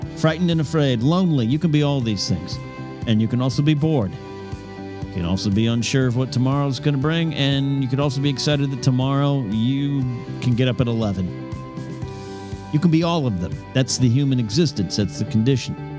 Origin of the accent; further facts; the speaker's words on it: Five Cities area, California, United States; That was the two junior highs in my Five Cities area of my hometown